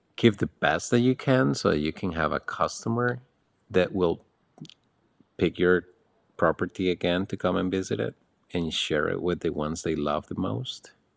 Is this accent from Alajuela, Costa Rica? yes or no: yes; Alajuela, Costa Rica; moved away as an adult; also born or lived in Nicaragua; now in Panama; in my hometown, which is in the mountains on the road to Puas Volcano, I grew up in a family